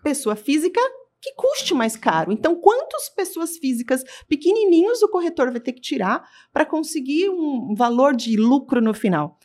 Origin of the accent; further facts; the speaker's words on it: São Paulo, Brazil; eu sou de São Paulo, mas eu ia pro A B C pra vender